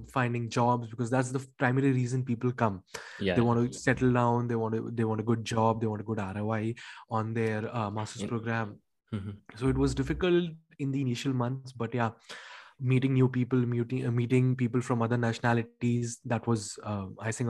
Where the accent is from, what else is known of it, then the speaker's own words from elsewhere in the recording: India; moved away as an adult; now in Paris, France; I'm from India